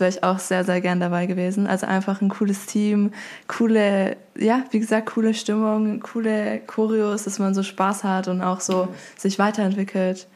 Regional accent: Stuttgart, Baden-Württemberg, Germany; Ich komme aus Stuttgart

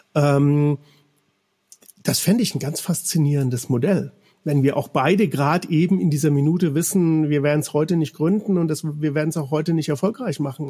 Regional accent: Bavaria, Germany; moved away as an adult; also born or lived in Cologne; ich bin in Bayern aufgewachsen

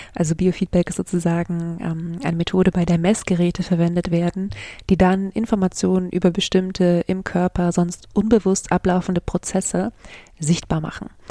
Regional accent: Germany; hier bei uns in Deutschland

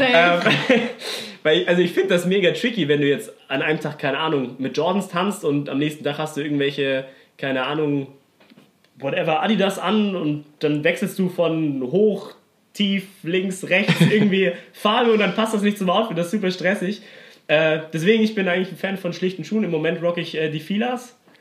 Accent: Stuttgart, Baden-Württemberg, Germany; Ich komme aus Stuttgart

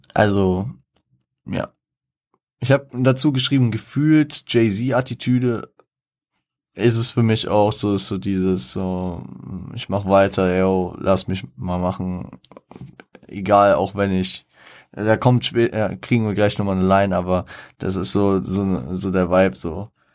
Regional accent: Frankfurt, Hesse, Germany; ich als Frankfurter

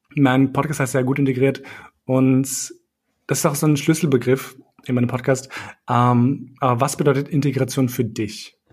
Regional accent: Austria; also born or lived in Kosovo; ich bin mit drei Jahren, ich sage halt hergezogen, wobei wir sind halt geflohen vom Krieg. Aber mhm. ähm, ich bin halt hier aufgewachsen

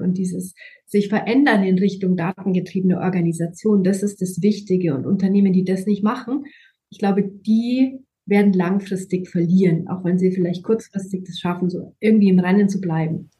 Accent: Germany; bei uns in Deutschland

